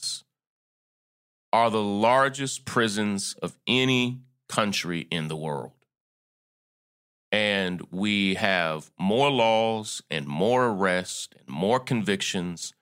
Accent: United States; as an American

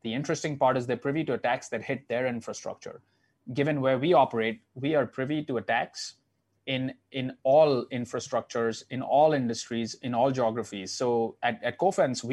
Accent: Mumbai, Maharashtra, India; now in New York, United States; So I grew up in Mumbai, 20 million people.

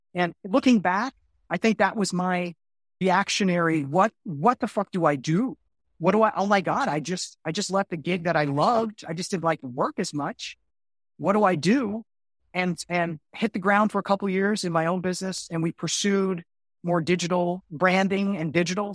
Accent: Miami, Florida, United States; also born or lived in Orlando; I'm originally from Miami, and I moved to Orlando to get my, my first gig.

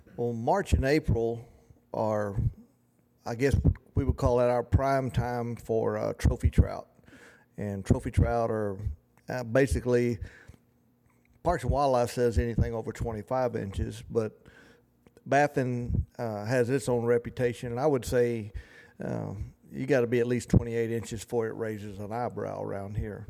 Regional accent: the South, United States; accent: twang and drawl; we're from the South and, you know, we have a little twang in our voice and drawl

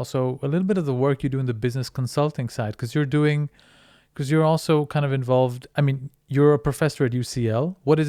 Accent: India; moved away; where I was brought up in India

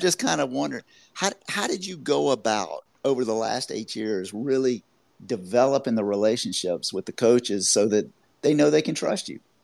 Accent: Augusta, Georgia, United States; I'm from the South too. I'm from Augusta, Georgia.

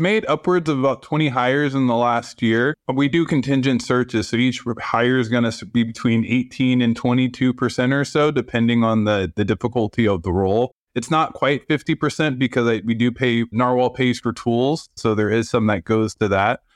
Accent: San Francisco, California, United States; moved away as an adult; now in Los Angeles, United States; I grew up in San Francisco. I'm very Bay Area

